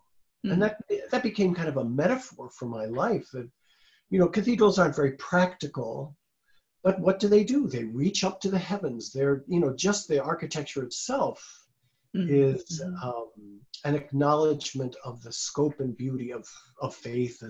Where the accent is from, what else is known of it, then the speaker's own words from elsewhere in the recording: Washington, District of Columbia, United States; now in Milwaukee, United States; I grew up in Washington, D.C.